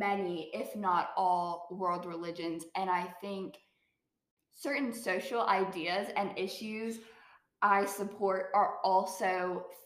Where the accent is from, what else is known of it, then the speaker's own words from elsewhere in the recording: Bible Belt, the South, United States; I believe in the Christian God because I was born in the Bible Belt